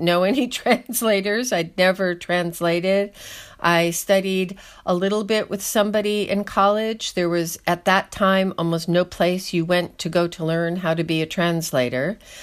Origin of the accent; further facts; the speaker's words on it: Schenectady, New York, United States; moved away; also born or lived in Soviet Union; I am an American, as you can tell, and I was born and raised in upstate New York in kind of a joke city Schenectady